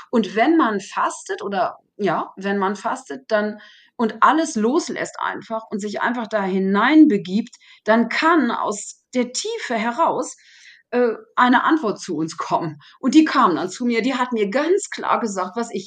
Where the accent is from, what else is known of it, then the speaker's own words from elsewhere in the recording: Germany; also born or lived in Paris, France; now in France; Die Leute wissen, denken nicht unbedingt, dass ich Deutsche bin.